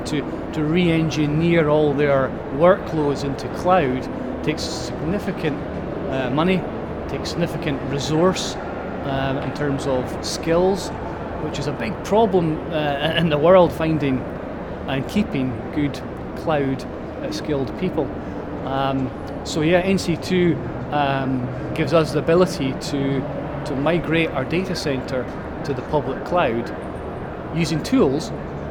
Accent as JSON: {"language": "English", "region": "Highlands of Scotland", "country": "United Kingdom", "tie": "born or raised there", "also_born_or_lived": "Taiwan", "said": "I was born in the Highlands of Scotland and lived there all my life, albeit I spent a year in Taiwan for quite a while"}